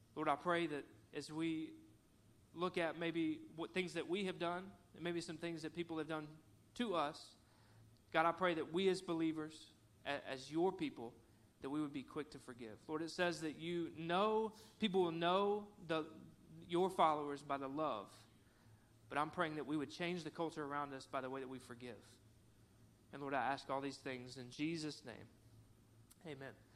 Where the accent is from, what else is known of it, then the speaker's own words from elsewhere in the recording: Cabot, Arkansas, United States; also born or lived in Conway, Arkansas; I grew up in Cabot, Arkansas